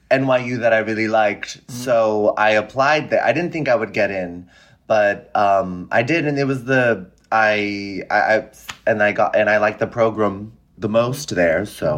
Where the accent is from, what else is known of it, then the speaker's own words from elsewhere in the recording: San Francisco, California, United States; No, I'm from the Bay Area. I'm from San Francisco.